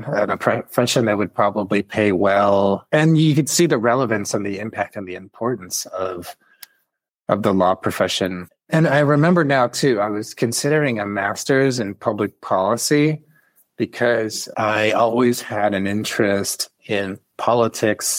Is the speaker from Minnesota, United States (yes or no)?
no; Chicago, Illinois, United States; that I was part of growing up in Chicago